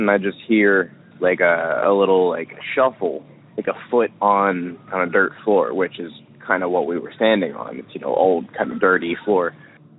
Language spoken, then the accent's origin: English; near Philadelphia, Pennsylvania, United States; I am from Pennsylvania, out near Philadelphia.